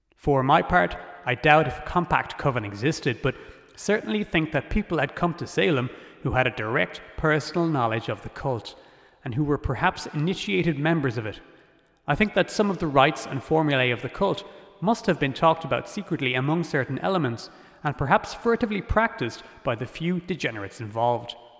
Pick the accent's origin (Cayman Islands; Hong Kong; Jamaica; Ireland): Ireland; as an Irish person